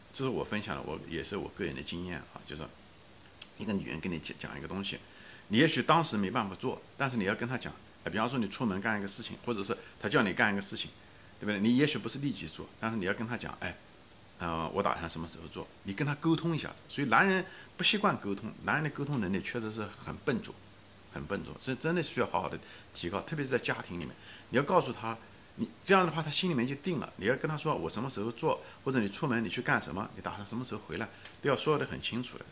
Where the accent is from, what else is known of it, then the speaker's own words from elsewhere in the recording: China; 我们中文因为比较含蓄